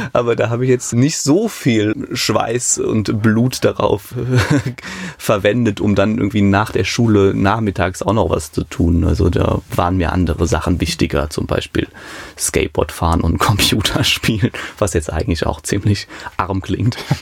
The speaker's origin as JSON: {"language": "German", "area": "Hambuch, near Münstermaifeld", "region": "Rhineland-Palatinate", "country": "Germany", "tie": "born or raised there", "also_born_or_lived": "Mayen", "said": "Mayen in der Eifel, aufgewachsen in Hamburg"}